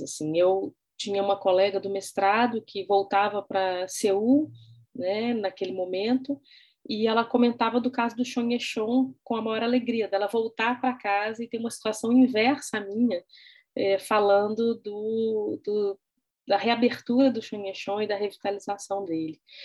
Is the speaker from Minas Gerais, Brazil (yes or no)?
yes; Belo Horizonte, Minas Gerais, Brazil; sou natural de Belo Horizonte